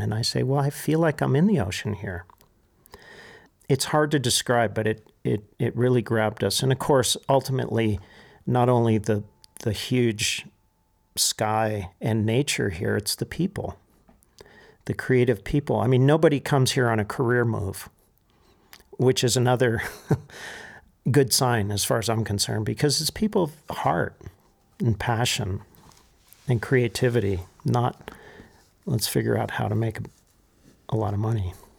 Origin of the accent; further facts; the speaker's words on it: Santa Monica, California, United States; also born or lived in Pacific Palisades / Malibu; now in Taos, United States; born in, um, in Santa Monica. and we lived in the Palisades